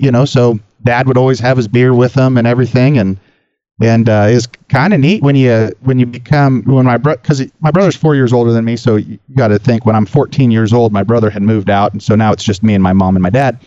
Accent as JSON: {"language": "English", "town": "Sacramento", "region": "California", "country": "United States", "tie": "born or raised there", "said": "I grew up in Sacramento, South Sacramento."}